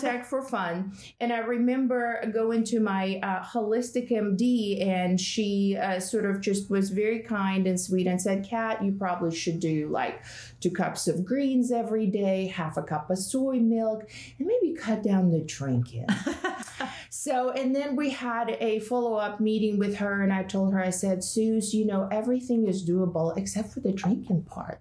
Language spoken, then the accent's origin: English; Russia; moved away; I was born and raised in Russia